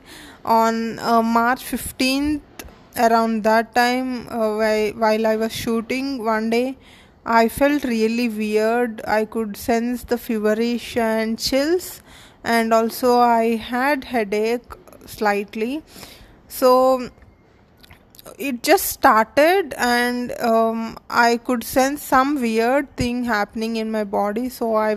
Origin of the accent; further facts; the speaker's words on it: India; I'm from India and I'm a model and an actor